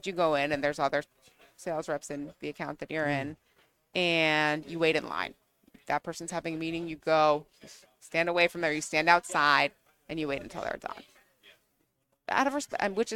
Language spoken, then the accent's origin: English; southwestern Connecticut, United States; I'm from Connecticut, which is New England technically, but I'm from southwestern Connecticut.